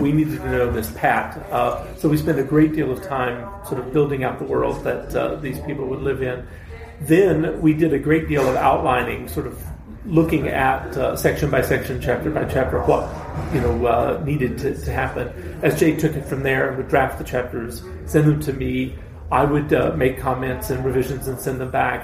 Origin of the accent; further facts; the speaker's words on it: East Texas, United States; I grew up in East Texas